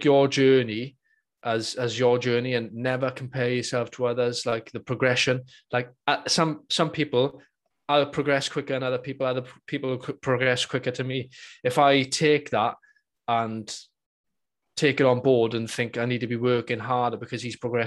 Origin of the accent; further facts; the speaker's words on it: Welsh, Wales, United Kingdom; being Welsh